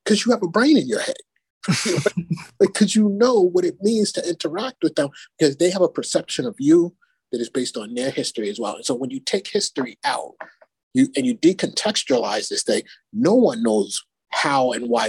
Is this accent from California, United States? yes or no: no; Bronx, New York, United States; growing up in the Bronx and going to school and having to take the train down to Manhattan when I started high school